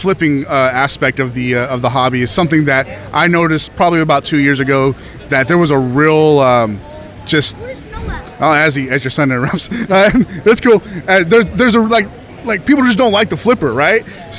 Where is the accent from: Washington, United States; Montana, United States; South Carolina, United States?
Washington, United States; Seattle; I'm also from the Seattle area, so I'm very familiar with the brand itself.